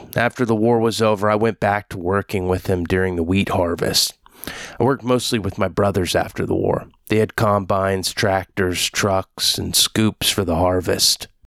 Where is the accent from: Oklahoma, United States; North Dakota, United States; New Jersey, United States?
Oklahoma, United States; born there; also born or lived in Kansas / Texas; I was born in Oki, but not from Muskogee.